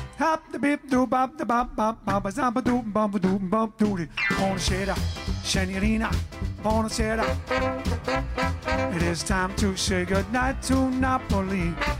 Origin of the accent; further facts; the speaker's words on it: East of England, United Kingdom; Yeah, we're from Essex and North and London and East and all that.